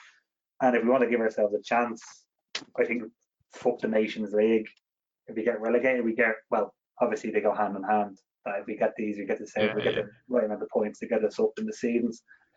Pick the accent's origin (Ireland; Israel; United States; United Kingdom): Ireland; I think we have to get rid of this opinion as Irish supporters that we are destined to qualify for pretty much every major tournament that comes up.